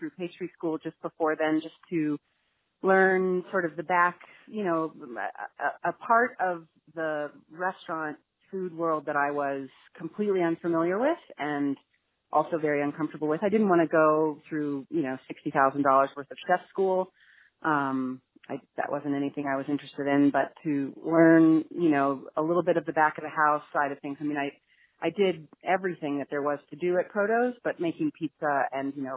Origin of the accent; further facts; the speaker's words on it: New York City, New York, United States; growing up in New York City